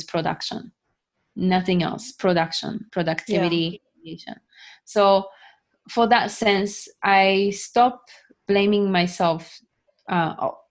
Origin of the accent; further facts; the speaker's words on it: Japan; moved away as an adult; also born or lived in United States; growing up in Japan, being born and raised in Japan